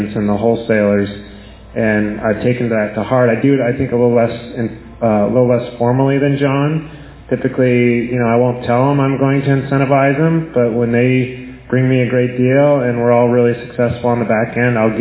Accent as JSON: {"language": "English", "area": "Bay Area", "region": "California", "country": "United States", "said": "I'm from the Bay Area"}